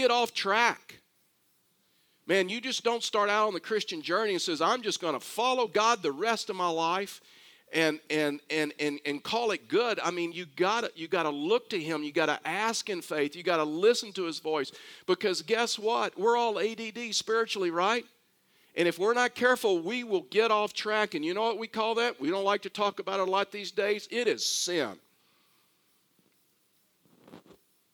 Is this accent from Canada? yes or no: no; Houston, Texas, United States; I was born and raised in Houston, Texas